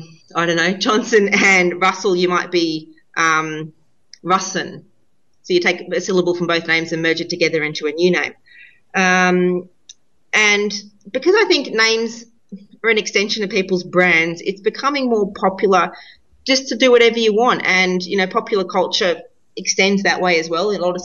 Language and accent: English; Australia; being Australian